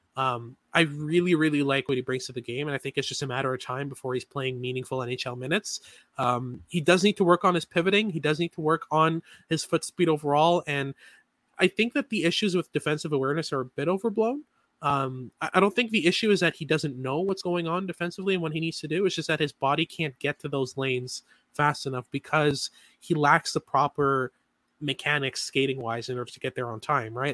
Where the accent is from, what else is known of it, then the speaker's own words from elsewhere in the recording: Montreal, Quebec, Canada; I'm from Montreal. I'm a Habs fan.